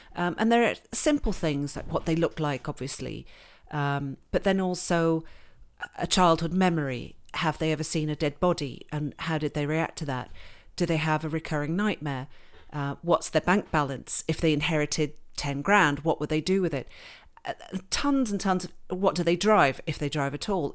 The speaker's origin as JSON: {"language": "English", "country": "Switzerland", "tie": "born or raised there", "also_born_or_lived": "England", "accent": "very English", "moved": "as an adult", "lives_now": "Canada", "said": "I grew up in, born in England, grew up in Switzerland"}